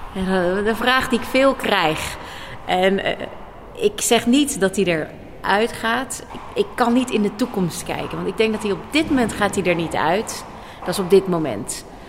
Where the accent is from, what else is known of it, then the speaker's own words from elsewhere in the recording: The Hague, South Holland, Netherlands; ik kom zelf ook uit Den Haag, uit Scheveningen